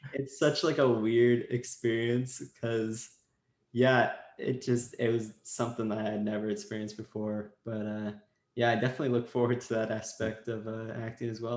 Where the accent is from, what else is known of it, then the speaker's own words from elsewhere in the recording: Washington, United States; now in Los Angeles, United States; I was in LA and I'm from Washington State originally. That's where all my family lives.